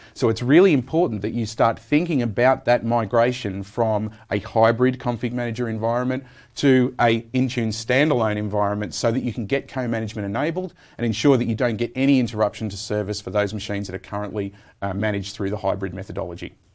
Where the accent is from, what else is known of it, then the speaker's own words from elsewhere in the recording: Australia; I'm an Australian